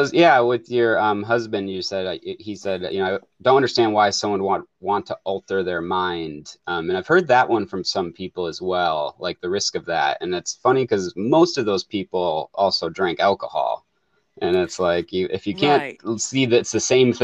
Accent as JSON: {"language": "English", "region": "Michigan", "country": "United States", "tie": "born or raised there", "lives_now": "Oregon, United States", "said": "And I grew up in Michigan, so I'm out"}